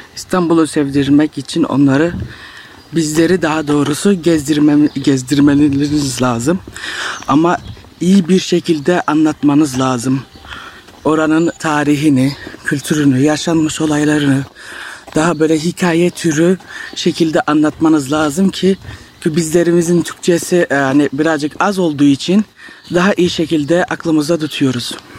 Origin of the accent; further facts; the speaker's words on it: Strasbourg, Grand Est, France; Fransa'da yaşıyorum. Strasbourg şehrinde. Burada doğup büyüdüm